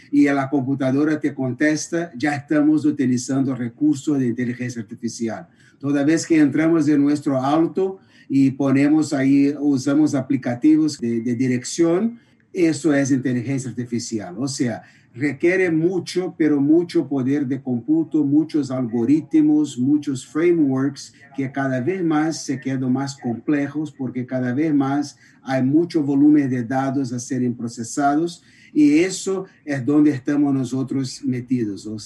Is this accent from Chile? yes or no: no; Brazil; Spanish is a second language; Yo soy por el asiento está mirando, soy brasileño